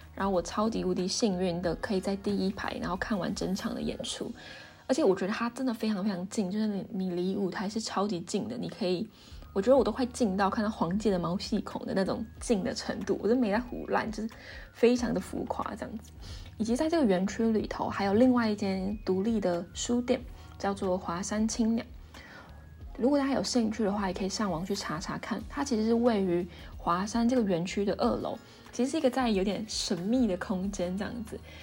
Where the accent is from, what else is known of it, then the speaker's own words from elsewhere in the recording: Hsinchu, Taiwan; 我从小在我在新竹长大嘛